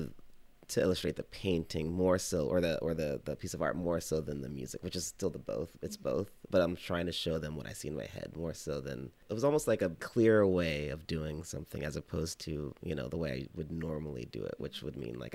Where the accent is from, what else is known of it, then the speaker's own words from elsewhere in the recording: Texas, United States; also born or lived in Oklahoma; I grew up in Texas and Oklahoma